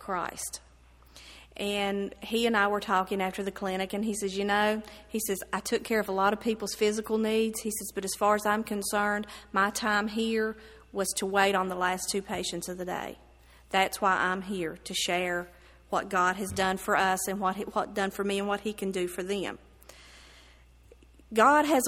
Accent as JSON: {"language": "English", "area": "Bland County", "region": "Virginia", "country": "United States", "tie": "born or raised there", "said": "I have lived in Bland County all my life"}